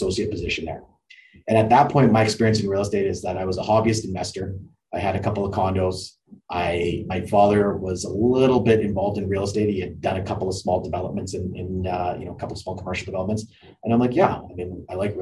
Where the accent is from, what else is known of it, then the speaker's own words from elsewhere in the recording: Calgary, Alberta, Canada; also born or lived in Italy; Born and raised in Calgary